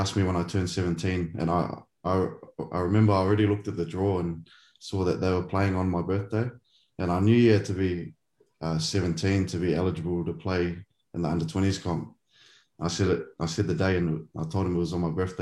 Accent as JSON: {"language": "English", "region": "Auckland", "country": "New Zealand", "tie": "born or raised there", "said": "I grew up in a small suburb called Pakuranga, which is just at east of Auckland."}